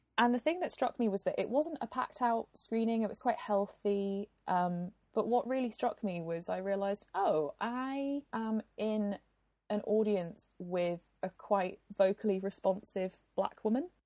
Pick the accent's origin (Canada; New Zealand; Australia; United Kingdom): United Kingdom; Glasgow, Scotland; my hometown of Glasgow